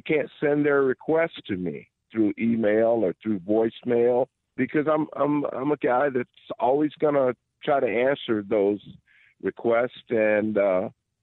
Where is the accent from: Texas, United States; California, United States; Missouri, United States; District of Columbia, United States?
Missouri, United States; St. Louis; moved away as an adult; now in Livingston County, United States; I was born and raised in St. Louis, and I grew up in one of probably the worst cities that we know of, and that's East St. Louis